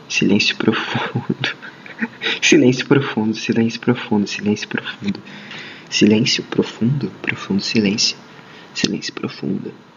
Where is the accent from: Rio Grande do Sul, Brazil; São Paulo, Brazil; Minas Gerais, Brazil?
São Paulo, Brazil; eu sou paulista